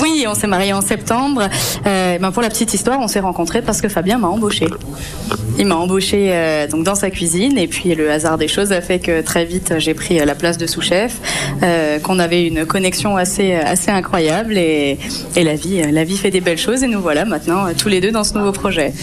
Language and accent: French; Mulhouse, Grand Est, France; moved away as an adult; also born or lived in Strasbourg; je suis née à Mulhouse